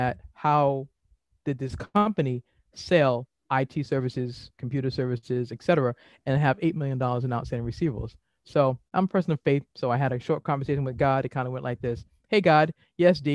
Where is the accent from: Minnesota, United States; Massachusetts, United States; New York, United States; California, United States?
Massachusetts, United States; Boston; now in Maryland, United States; I'm originally from Boston